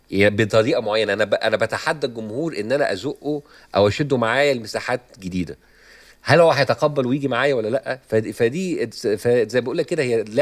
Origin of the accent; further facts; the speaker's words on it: Egypt; moved away as an adult; now in United States; انا بقالي آه، فتره لما طلعت من مصر آه، دخلت في الستاند اب كوميدي الامريكاني